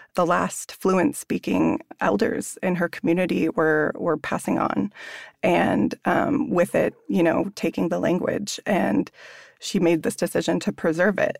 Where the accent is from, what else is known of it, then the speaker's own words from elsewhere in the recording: La Conner, Washington, United States; growing up in Squamish, my mom is Coast Salish